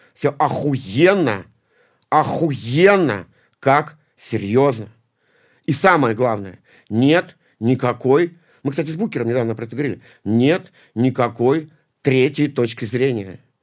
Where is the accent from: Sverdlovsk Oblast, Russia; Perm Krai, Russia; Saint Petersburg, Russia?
Saint Petersburg, Russia; я из Санкт-Петербурга.